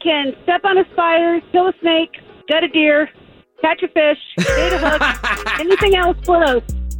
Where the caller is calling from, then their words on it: Ocala National Forest, Florida, United States; I'm calling from the Ocala Forest